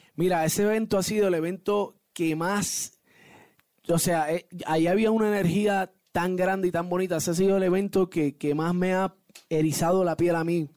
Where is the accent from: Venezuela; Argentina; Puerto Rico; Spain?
Puerto Rico; Yo obviamente salgo de Puerto Rico, vivo, nací y criado en Puerto Rico, orgulloso de ser puertorriqueño